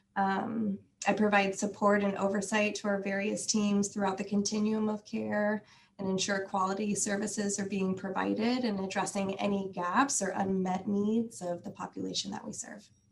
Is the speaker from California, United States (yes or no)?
yes; Northern California, United States; now in Alaska, United States; I spent most of my adolescence though in Northern California